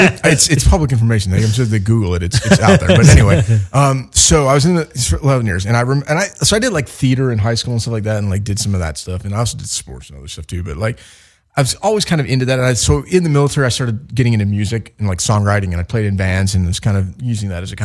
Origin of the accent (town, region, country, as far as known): Chicago, Illinois, United States; now in Los Angeles, United States